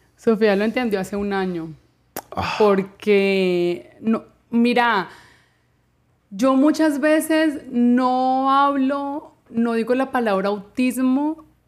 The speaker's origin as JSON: {"language": "Spanish", "town": "Cali", "region": "Valle del Cauca", "country": "Colombia", "moved": "as an adult", "lives_now": "Miami, United States", "said": "yo soy caleña"}